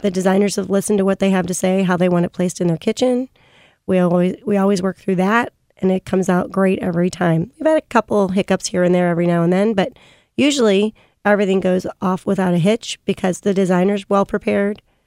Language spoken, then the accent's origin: English; St. Louis, Missouri, United States; I was born and raised in Saint Louis.